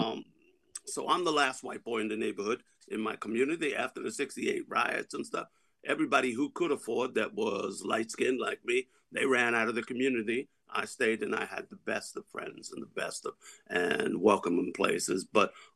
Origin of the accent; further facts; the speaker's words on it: New Jersey, United States; I'm from New Jersey